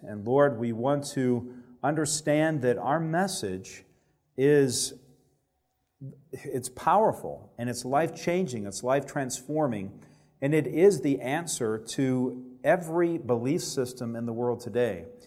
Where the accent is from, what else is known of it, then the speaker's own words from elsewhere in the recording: Alabama, United States; I grew up in Alabama where there's not a lot of Adventists